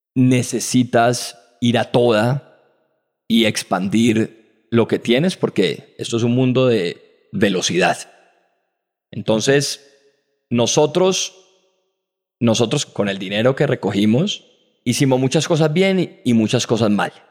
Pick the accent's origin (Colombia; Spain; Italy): Colombia; Como colombianos